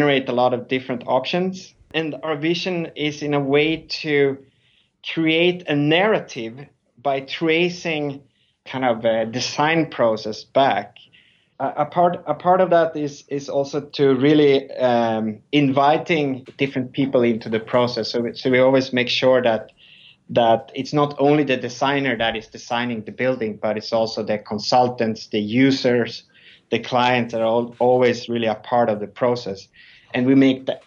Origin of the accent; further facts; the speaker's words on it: Sweden; moved away as an adult; also born or lived in Stockholm; now in New York, United States; I'm originally from Sweden.